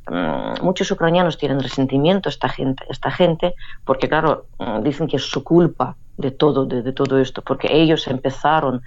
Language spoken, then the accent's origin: Spanish; Saint Petersburg, Russia; accent: Saint Petersburg; Spanish is a second language; moved away as an adult; also born or lived in Luhansk, Ukraine; now in Barcelona, Spain; Yo que vine de San Petersburgo con mi acento pronunciado de San Petersburgo